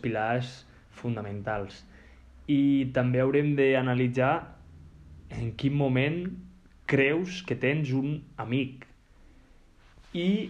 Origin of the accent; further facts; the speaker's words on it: Lleida, Catalonia, Spain; jo sóc de Lleida